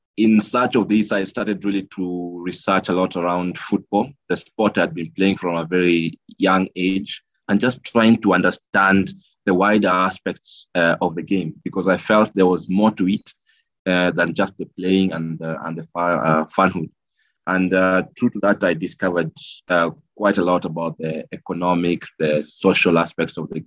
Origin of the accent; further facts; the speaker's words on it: Kenya; moved away as an adult; also born or lived in Nairobi, Kenya / Geneva, Switzerland; I worked briefly in my home country, Kenya, after my university, and thereafter moved to Geneva, Switzerland